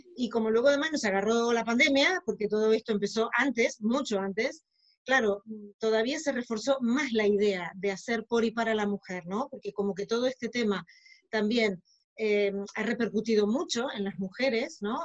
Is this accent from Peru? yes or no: no; Argentina; moved away as an adult; now in Barcelona, Spain; yo soy originaria de Argentina, aunque ahora estoy viviendo en Barcelona